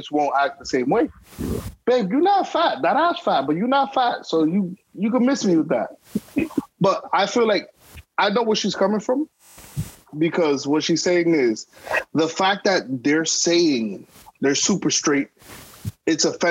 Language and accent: English; New York City, New York, United States; us New Yorkers